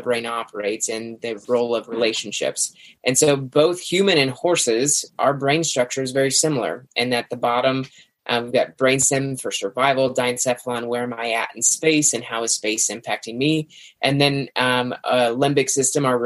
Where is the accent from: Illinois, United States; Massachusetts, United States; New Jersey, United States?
Illinois, United States; Central; I'm from Central Illinois